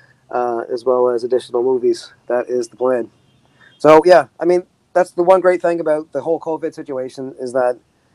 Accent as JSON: {"language": "English", "country": "Canada", "said": "as a Canadian"}